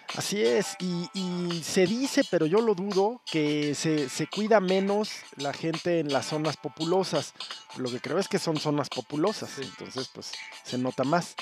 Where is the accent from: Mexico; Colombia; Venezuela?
Mexico; also born or lived in Mexico City; somos los mexicanos